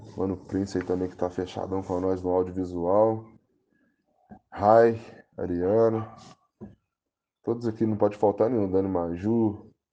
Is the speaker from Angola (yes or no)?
no; Itabirito, Minas Gerais, Brazil; sou de Itabirito, Minas Gerais, Brasil, intergaláctico, planeta mundo tem 27 anos, hum, nascido e criado aqui em Taberito